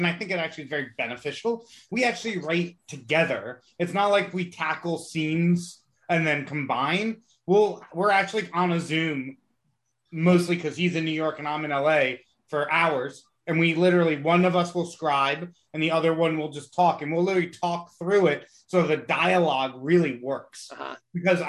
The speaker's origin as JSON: {"language": "English", "country": "Jamaica", "said": "I'm Jamaican."}